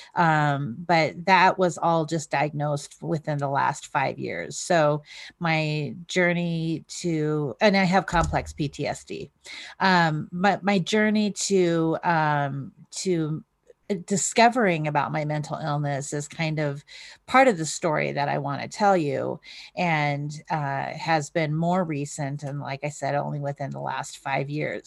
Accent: North Idaho, United States; I was raised in North Idaho

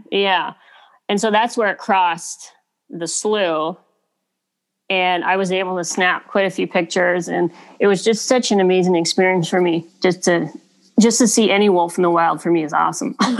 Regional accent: Kitimat, British Columbia, Canada; moved away; I grew up on the West Coast, so I just grew up loving nature. I grew up fishing on the Kitimat River

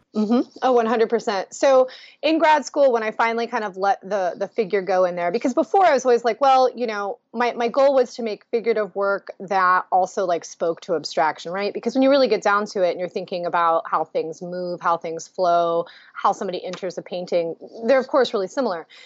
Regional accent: Ohio, United States; also born or lived in Boston, Massachusetts; now in Columbus, Ohio, United States; I'm originally from Ohio, so coming back to be close to family

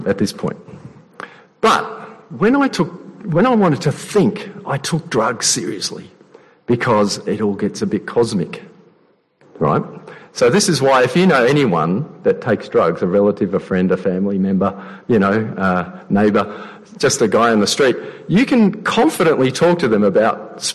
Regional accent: Adelaide, South Australia, Australia; moved away as an adult; also born or lived in Sydney; I grew up in Adelaide.

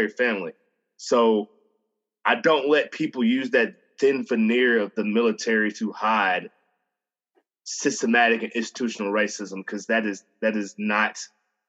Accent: Montgomery, Alabama, United States; I grew up in Alabama my whole life

